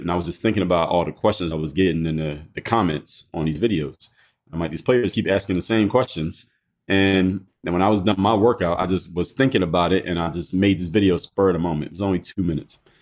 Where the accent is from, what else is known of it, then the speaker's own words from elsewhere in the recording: Philadelphia, Pennsylvania, United States; I'm from Philadelphia